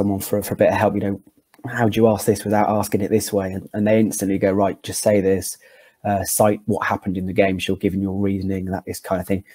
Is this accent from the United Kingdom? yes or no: yes; Gloucester, South West England, United Kingdom; Growing up in Gloucester